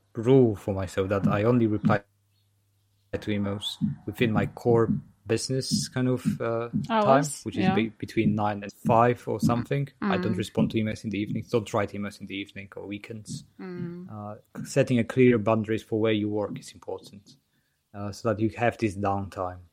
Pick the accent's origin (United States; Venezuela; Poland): Poland; now in United Kingdom; I'm from Poland and live in the UK